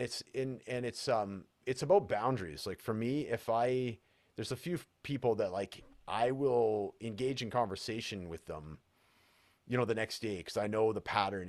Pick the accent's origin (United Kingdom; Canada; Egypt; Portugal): Canada; Prince George, British Columbia; now in Edmonton, Canada; my hometown, which is Prince George, British Columbia, and Edmonton, where I currently live